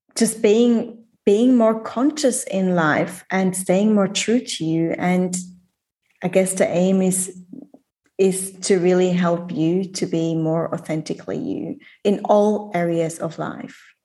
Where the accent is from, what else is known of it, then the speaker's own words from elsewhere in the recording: Switzerland; moved away as an adult; I left Switzerland when I was 19, moved across the world, never gone back